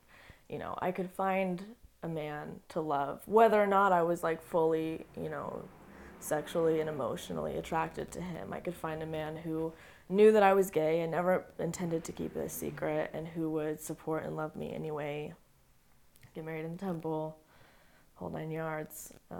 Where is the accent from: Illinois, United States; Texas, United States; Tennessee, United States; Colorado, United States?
Colorado, United States; born there; also born or lived in Montana / Utah / North Carolina; No, I'm not Utah. I was born in Colorado.